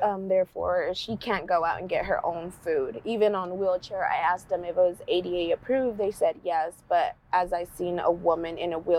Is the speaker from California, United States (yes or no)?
yes; San Francisco, California, United States; I was born and raised in San Francisco